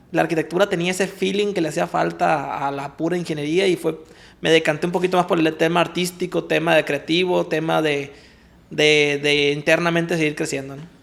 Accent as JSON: {"language": "Spanish", "town": "Culiacán", "region": "Sinaloa", "country": "Mexico", "tie": "born or raised there", "said": "soy nacido aquí en Culiacán, tengo apellido japonés"}